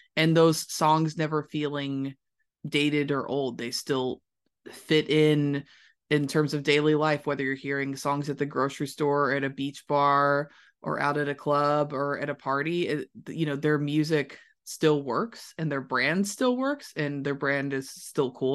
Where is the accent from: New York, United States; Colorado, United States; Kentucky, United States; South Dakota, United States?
Kentucky, United States; Louisville; moved away as an adult; also born or lived in Los Angeles; I'm from Louisville, Kentucky, not necessarily like a music industry mecca, but I did everything I could to get the most experience I could in that city before I moved to a new city to grow my career. So I went to high school and middle school there